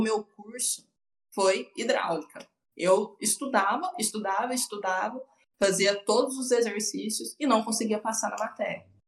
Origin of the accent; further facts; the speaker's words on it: Uberlândia, Minas Gerais, Brazil; Eu sempre morei com os meus pais, sou daqui de Uberlândia